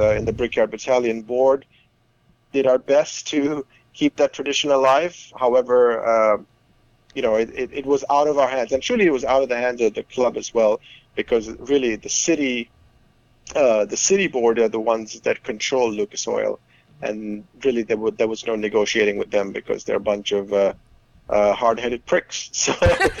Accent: India; moved away; I grew up in India

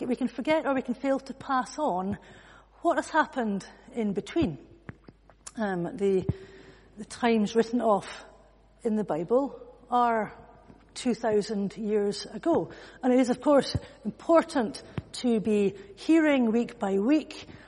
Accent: Edinburgh, Scotland, United Kingdom; I come from Edinburgh

